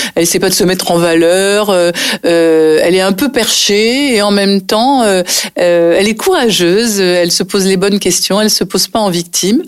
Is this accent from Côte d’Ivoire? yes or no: no; Nice, Provence-Alpes-Côte d'Azur, France; moved away as an adult; also born or lived in Paris; j'ai passé toute mon enfance à Nice et je suis restée à Nice jusqu'au moment où j'ai décidé d'être comédienne et de partir à Paris. Donc euh, j'avais 22 ans